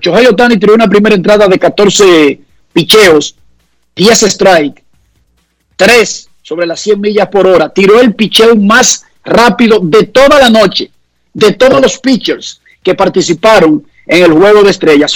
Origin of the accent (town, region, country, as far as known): Dominican Republic